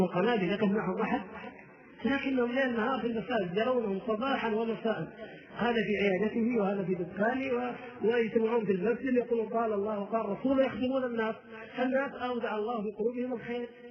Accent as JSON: {"language": "Arabic", "town": "Jeddah", "region": "Makkah Province", "country": "Saudi Arabia", "said": "عندنا في جده"}